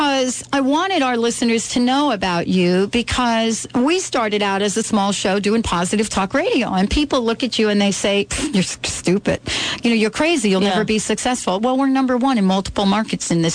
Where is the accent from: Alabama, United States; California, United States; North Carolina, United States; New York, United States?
New York, United States; now in Seattle, United States; I grew up in New York